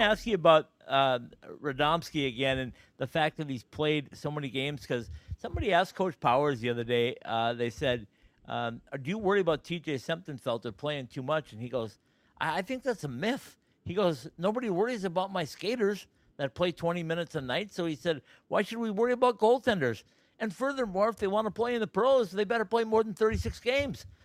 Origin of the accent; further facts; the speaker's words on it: Minnesota, United States; me being a Minnesotan